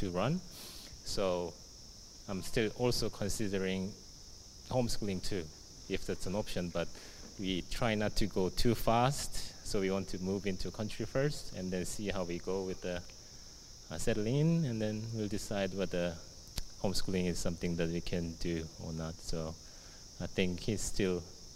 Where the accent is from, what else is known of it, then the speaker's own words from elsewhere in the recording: South Korea; now in Australia; I was born and raised in South Korea